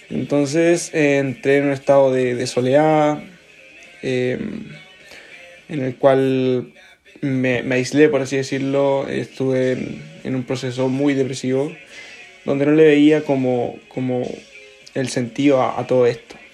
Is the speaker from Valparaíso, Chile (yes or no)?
no; Concepción, Biobío, Chile; born there; also born or lived in Los Ángeles / Antofagasta; viví también en varias ciudades de, de Chile, eh, donde nací en Concepción, viví en Los Ángeles, luego viví en Antofagasta y después en, en Concepción nuevamente.